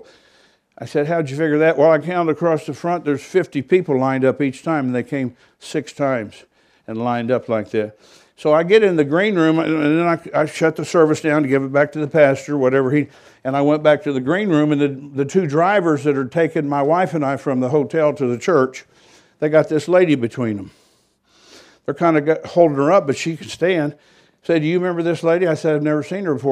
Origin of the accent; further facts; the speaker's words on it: United States; I was from America